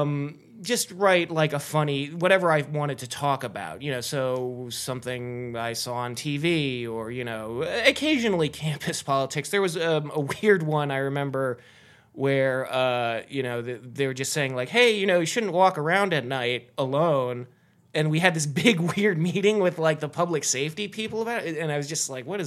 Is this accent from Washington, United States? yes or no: no; South Salem, New York, United States; also born or lived in Carlisle, Pennsylvania; now in Los Angeles, United States; I'm actually from South Salem, New York, which is near New York City.